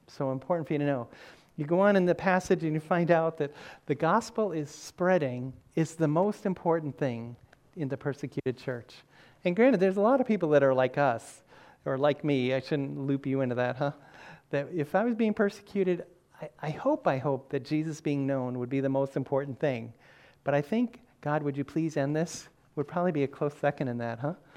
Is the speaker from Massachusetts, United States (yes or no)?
yes; Massachusetts, United States; I said, Massachusetts